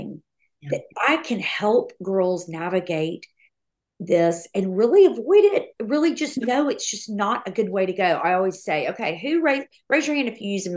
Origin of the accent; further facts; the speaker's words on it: Austin, Texas, United States; moved away as an adult; now in Nashville, United States; I'm from Austin